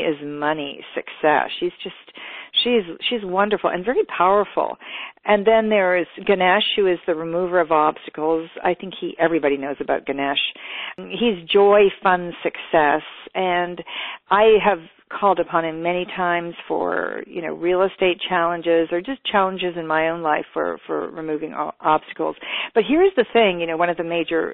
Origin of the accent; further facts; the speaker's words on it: California, United States; I am from California